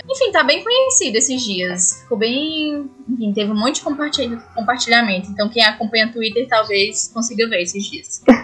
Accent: Ceará, Brazil; moved away; minha cidade natal tá lá, tem, é no Ceará

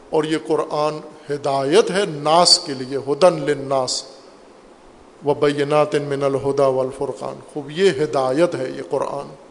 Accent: Pakistan; ہم پاکستانی ہیں

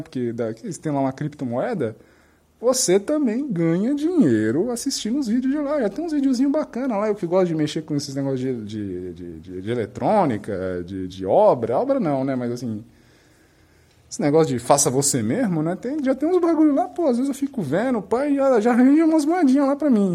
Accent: Brazil

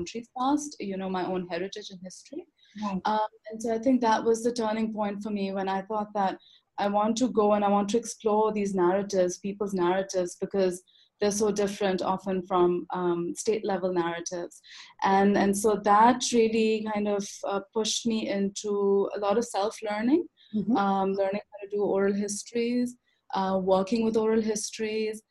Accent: Lahore, Punjab, Pakistan; also born or lived in Canada; now in Islamabad, Pakistan; I grew up in Lahore

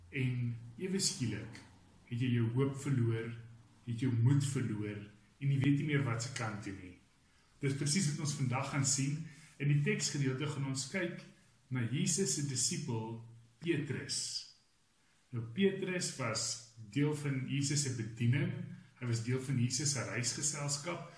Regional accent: Roodekrans, Gauteng, South Africa; also born or lived in Stellenbosch; ek het groot geword binne in die NG NG Roderkrans

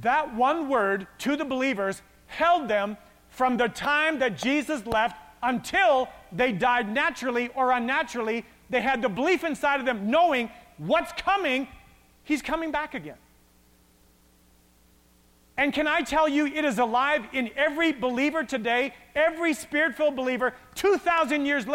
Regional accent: Westlock, Alberta, Canada; I grew up in Westlock

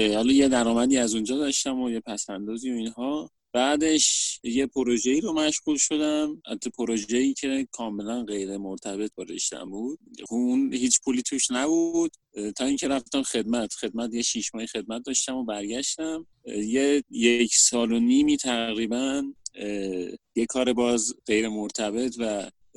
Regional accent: Shahr-e Rey, Tehran Province, Iran; از بچگی از اون موقعی که به دنیا اومدم ساکن شهرره بودم

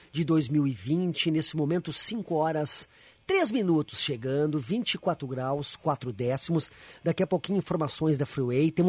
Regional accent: Venâncio Aires, Rio Grande do Sul, Brazil; Ela perto da minha cidade, a fábrica. Eu sou de Venâncio Aires, a fábrica é Lajeado ou Estrela ali, algo assim, Lajeado, né?

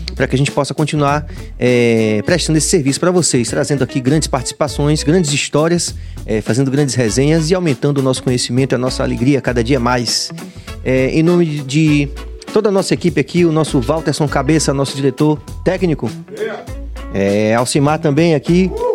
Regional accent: Bahia, Brazil; como baianos e como brasileiros

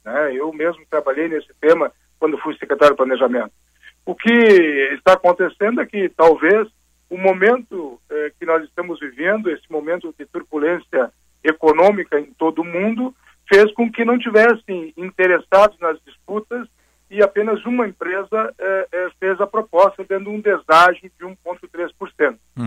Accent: the Serra, Rio Grande do Sul, Brazil; sou aqui da Serra

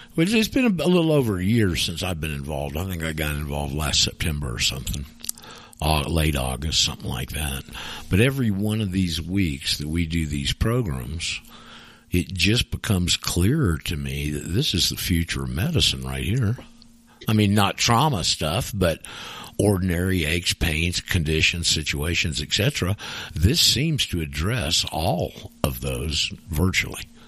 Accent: the South, United States; I'm from the South

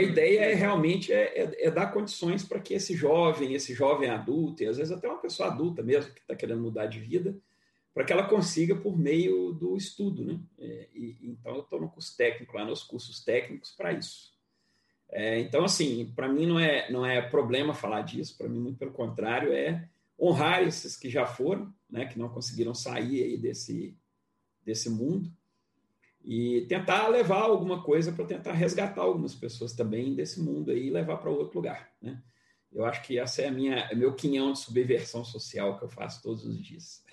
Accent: Rio de Janeiro, Brazil; ex-morador é, é, lá de onde eu nasci, que eu gosto muito. Minha mãe mora lá no mesmo lugar

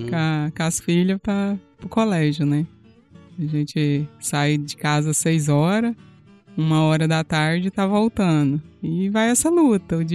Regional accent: Bahia, Brazil; now in Rio Verde, Brazil; Os meus pais, a gente morava em Botirama, na propriedade rural, rural na Bahia.

